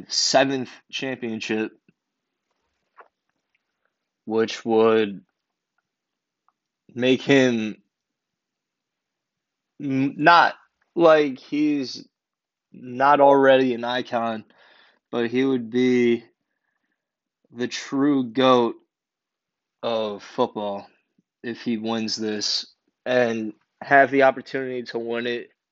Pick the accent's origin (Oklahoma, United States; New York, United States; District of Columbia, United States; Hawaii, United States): New York, United States; also born or lived in New England; I'm from New York